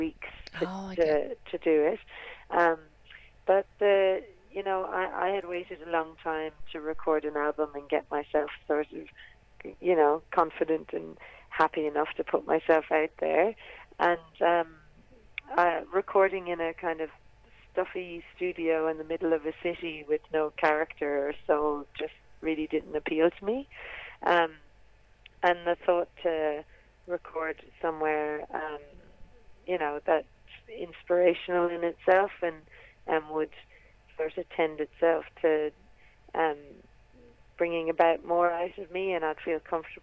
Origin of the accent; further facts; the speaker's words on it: Ireland; now in Australia; in Ireland we have music